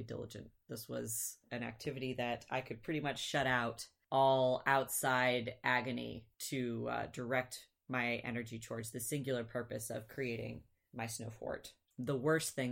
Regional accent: Michigan, United States; also born or lived in Virginia; in Michigan, we grew up in Michigan

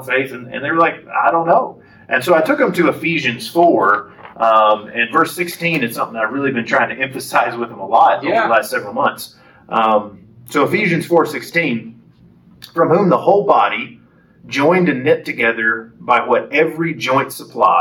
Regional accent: Lubbock, Texas, United States; moved away as an adult; now in Lufkin, United States; I was raised in Lubbock and the Lubbock area.

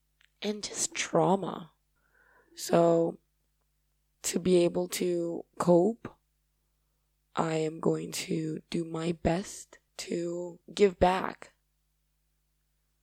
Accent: Paraguay; accent: Paraguayan; first language Spanish; English is a second language; I love my Paraguayan accent

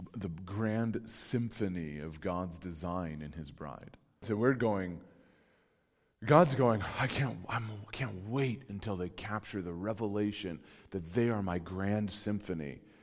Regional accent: California, United States; moved away; I'm from California originally.

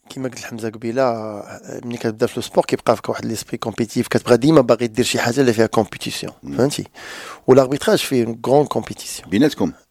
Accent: Morocco; راك عارف حنا مغاربه كنلعبوا الكره

